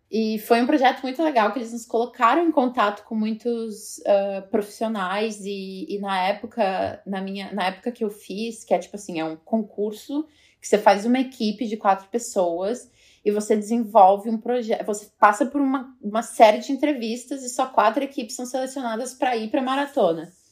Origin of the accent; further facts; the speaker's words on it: Nova Petrópolis, Rio Grande do Sul, Brazil; moved away as an adult; now in New York, United States; eu sou de Nova Petrópolis, que é uma cidadezinha em, em, no Rio Grande do Sul, ali pertinho de Gramado, Canela